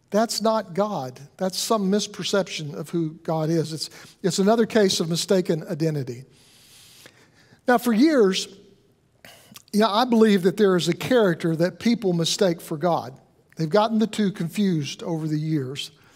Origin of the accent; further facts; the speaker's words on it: the South, United States; I grew up in the South